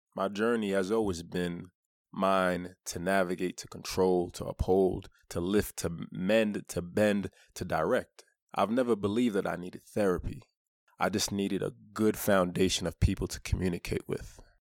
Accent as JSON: {"language": "English", "town": "New York City", "region": "New York", "country": "United States", "tie": "born or raised there", "said": "I grew up in Brooklyn"}